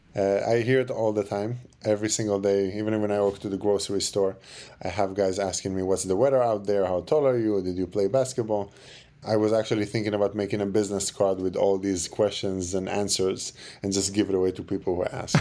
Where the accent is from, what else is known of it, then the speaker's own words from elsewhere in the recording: Jerusalem, Jerusalem District, Israel; moved away; I was born and raised in Jerusalem